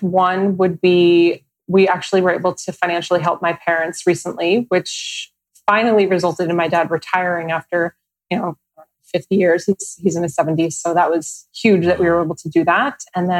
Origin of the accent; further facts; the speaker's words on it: New Jersey, United States; now in New York City, United States; New Jersey.